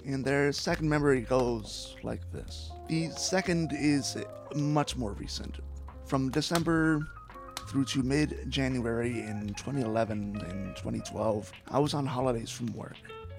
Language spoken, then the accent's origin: English; St. Louis, Missouri, United States; my hometown of St. Louis